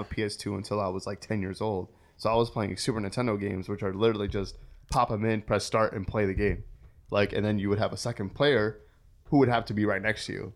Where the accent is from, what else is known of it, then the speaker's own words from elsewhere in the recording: Waterbury, Connecticut, United States; I grew up in Waterbury, Connecticut